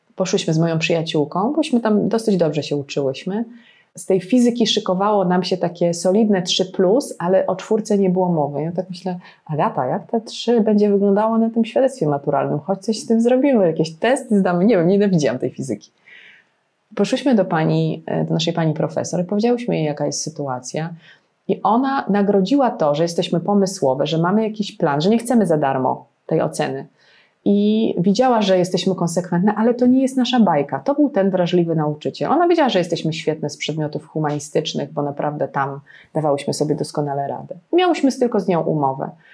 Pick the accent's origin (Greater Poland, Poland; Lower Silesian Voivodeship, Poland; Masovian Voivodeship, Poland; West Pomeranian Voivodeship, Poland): Lower Silesian Voivodeship, Poland; Legnica; jestem z Legnicy.